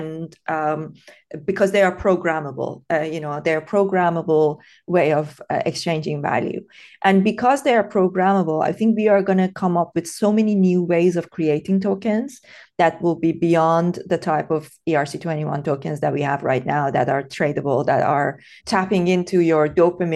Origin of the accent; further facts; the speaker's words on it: Tehran, Tehran Province, Iran; English is a second language; I grew up in Iran. I was born and brought up in Tehran during the Iran-Iraq war